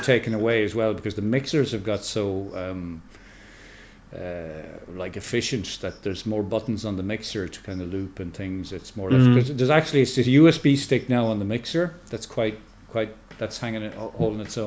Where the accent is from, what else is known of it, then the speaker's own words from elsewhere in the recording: Mayo, Connacht, Ireland; I grew up in Mayo